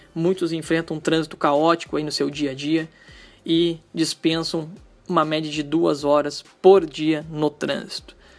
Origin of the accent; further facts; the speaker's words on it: Gravataí, Rio Grande do Sul, Brazil; eu sou de Gravataí, uma cidade que fica localizada aqui na região metropolitana do Rio Grande do Sul